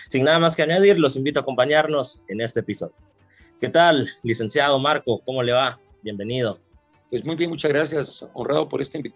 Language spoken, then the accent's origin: Spanish; Guatemala; muchas veces uno como guatemalteco, uno podría decir